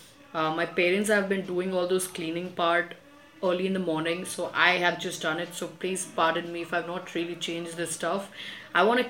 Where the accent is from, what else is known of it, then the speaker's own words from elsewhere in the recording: Kolkata, West Bengal, India; I was both born and brought up in Kolkata